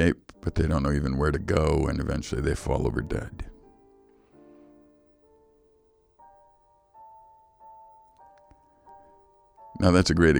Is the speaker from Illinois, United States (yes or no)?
yes; Chicago, Illinois, United States; moved away; I grew up in Chicago